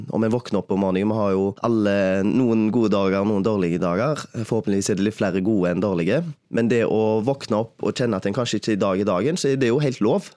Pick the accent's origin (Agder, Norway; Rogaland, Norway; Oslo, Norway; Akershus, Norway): Rogaland, Norway; Haugesund; moved away as an adult; also born or lived in Bergen; har flytta hjem igjen til Haugesund etter 6-7 år vekke